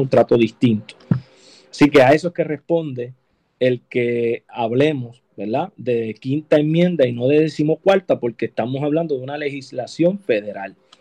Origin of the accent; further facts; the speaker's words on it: Puerto Rico; los puertorriqueños somos hispanos